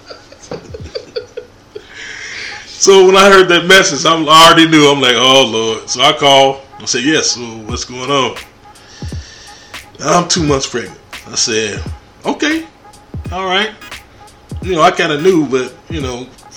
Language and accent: English; Chicago, Illinois, United States; I was born in Chicago, Illinois